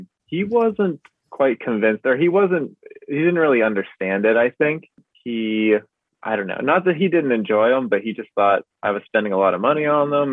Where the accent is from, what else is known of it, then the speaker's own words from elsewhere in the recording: Pittsburgh, Pennsylvania, United States; I'm from Pittsburgh, and I currently live here in Pittsburgh